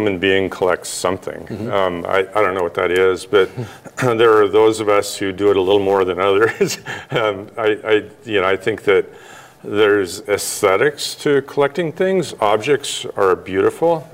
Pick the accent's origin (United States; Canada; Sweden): United States; Missoula, Montana; I grew up in Missoula, and I was born at the hospital there, and so I'm a lifelong resident.